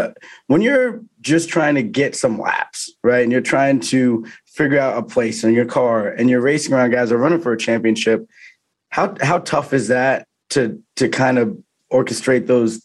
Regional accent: Vermont, United States; because I'm from Vermont.

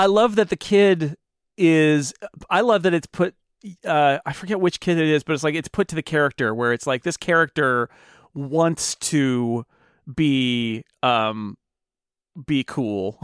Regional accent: United States; As an American

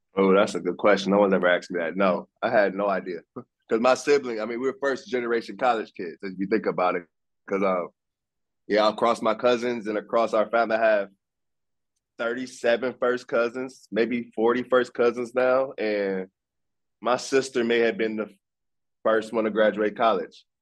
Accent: Fort Wayne, Indiana, United States; I grew up in Fort Wayne.

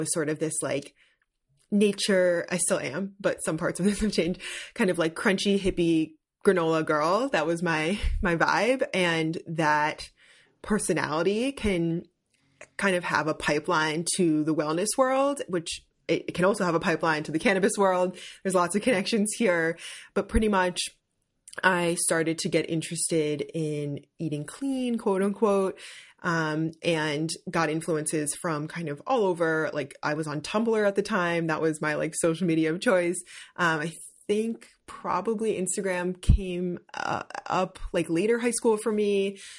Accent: New Jersey, United States; Like I grew up in Jersey.

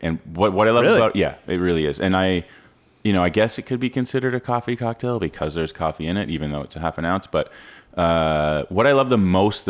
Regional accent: Ontario, Canada; growing up in Ontario

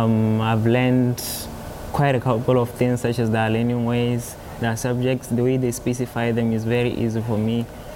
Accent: Botswana; first language Kalanga; English is a second language; moved away; I can also speak Tswana, English, and Kalanga, which is my native language from Botswana.

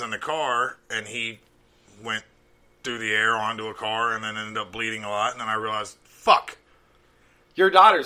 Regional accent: Alabama, United States; now in Cincinnati, United States; I grew up in Alabama

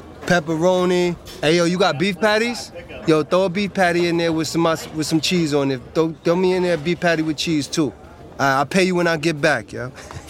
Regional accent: New York City, New York, United States; born or raised there

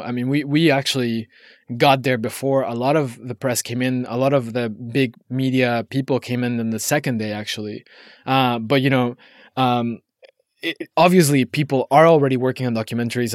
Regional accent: Mexico; now in New York, United States; I grew up in Mexico

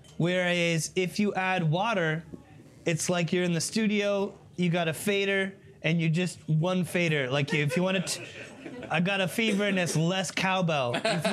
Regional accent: Scotland, United Kingdom; Hey, we're Scottish, man. We're not throwing stuff away. Who do you think we are?

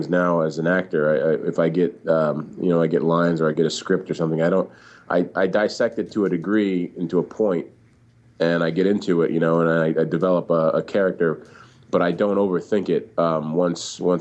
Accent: Southern California, United States; also born or lived in Orange County / Ventura County / Los Angeles / Oxnard, California; I grew up in and around Southern California. I lived everywhere from Orange County to Ventura County to Los Angeles, went to high school up in Oxnard, California

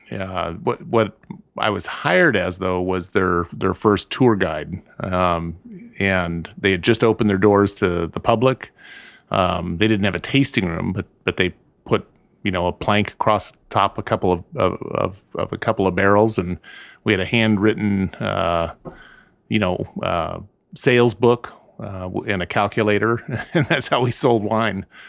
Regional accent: Southern California, United States; also born or lived in Santa Ynez Valley, California; I grew up in Southern California.

